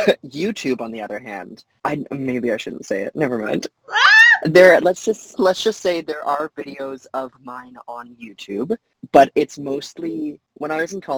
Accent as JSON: {"language": "English", "country": "Canada", "said": "I'm a Canadian citizen"}